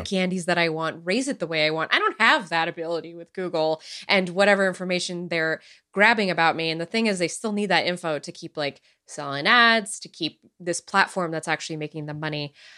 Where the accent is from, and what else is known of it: United States